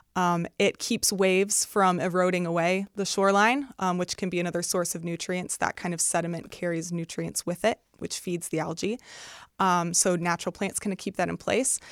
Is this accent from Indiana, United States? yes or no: yes; Northwest Indiana, United States; I'm from Northwest Indiana